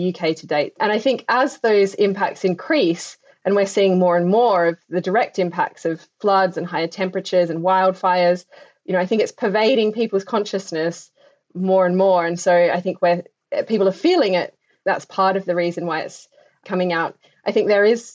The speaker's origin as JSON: {"language": "English", "area": "Adelaide Hills", "region": "South Australia", "country": "Australia", "tie": "born or raised there", "moved": "yes", "said": "I grew up in Australia and had seen the impacts on the landscapes that I hold very, very dear to my heart in my own home of the Adelaide Hills."}